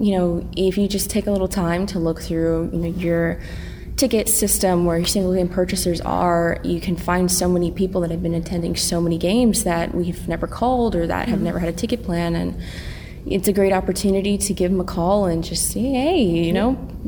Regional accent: Eugene, Oregon, United States; I grew up in Eugene

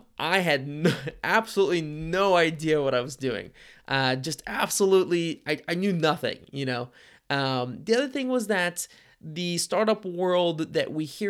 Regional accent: Cincinnati, Ohio, United States; I grew up in Cincinnati, Ohio, and we have a pretty healthy startup ecosystem here.

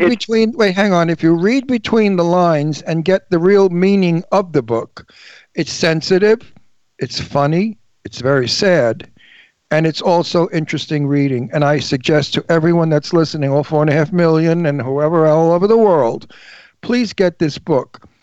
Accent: New York City, New York, United States; moved away; also born or lived in Long Island; I'm from New York, from Brooklyn

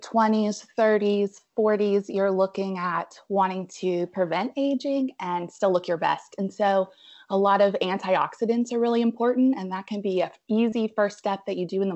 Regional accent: Abingdon, Virginia, United States; moved away as an adult; also born or lived in Spartanburg, South Carolina / Roanoke, Virginia; now in Asheville, United States; I'm originally from Abingdon, Virginia, so Southwest Virginia

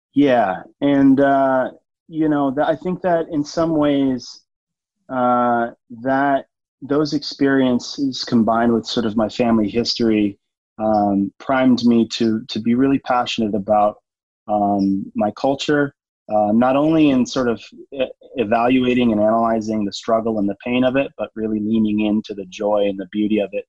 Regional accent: Oxnard, California, United States; also born or lived in Grass Valley, California; myself growing up in Oxnard, very different, beach town, uh, you know, Southern California

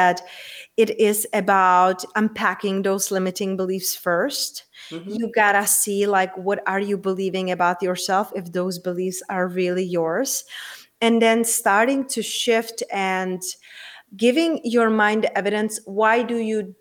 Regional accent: Czechia; moved away; also born or lived in London, United Kingdom; I'm originally from Czech Republic and I used to live in the UK. I used to live in London

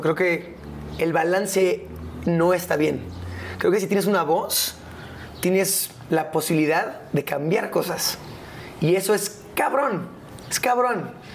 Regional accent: Mexico; es mi casa, es, es donde yo nací, es donde yo crecí, es mi país.

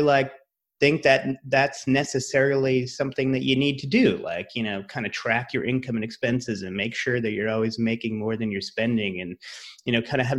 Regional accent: Rhode Island, United States; moved away as an adult; also born or lived in Massachusetts / New York / Los Angeles; I'm from Rhode Island, went to school in Massachusetts.

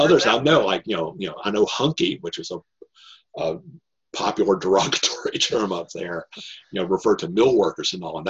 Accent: Norfolk, Virginia, United States; my relatives, you know, when I was a kid, made fun of me because I grew up in Norfolk, Virginia, which is a Navy town.

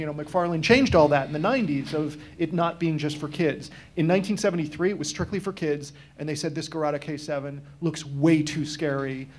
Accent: Massachusetts, United States; I'm from Massachusetts. I grew up watching Channel 56

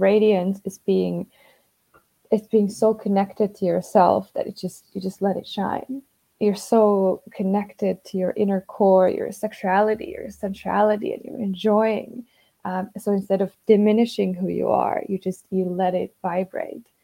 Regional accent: Finland; growing up in Finland

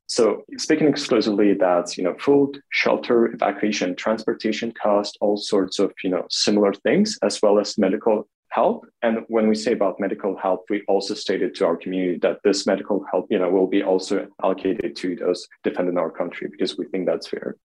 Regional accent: Kharkiv, Kharkiv Oblast, Ukraine; now in Kyiv, Ukraine; I grew up in Kharkiv, which is the second largest city in Ukraine

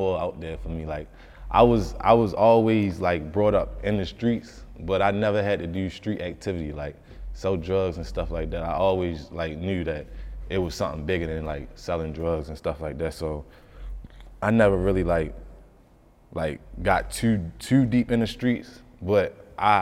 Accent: Baltimore, Maryland, United States; growing up in Baltimore

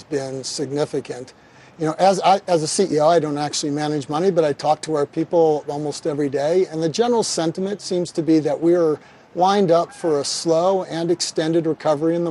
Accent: Kansas City, Missouri, United States; I'm from Kansas City

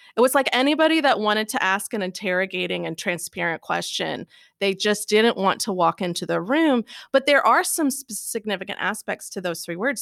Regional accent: Louisville, Kentucky, United States; moved away; I was born and raised in Louisville

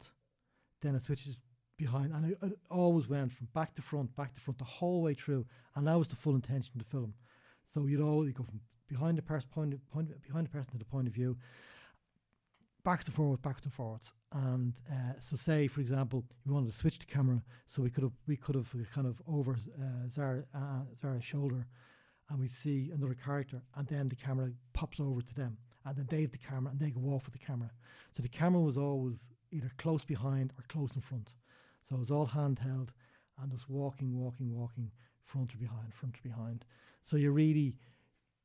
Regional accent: Dublin, Leinster, Ireland

